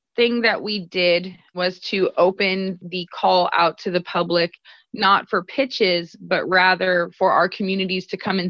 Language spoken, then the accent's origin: English; Sacramento, California, United States; I'm Mexican, you know, I'm a woman, there's different intersections that I happen across. I come from Oak Park, which is a marginalized community here in Sacramento, which is now being gentrified.